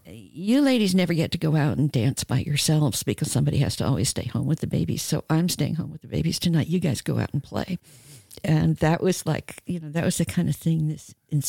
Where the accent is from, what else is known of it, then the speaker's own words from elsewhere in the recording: New York, United States; I came from New York. Maybe it was New Yorkism.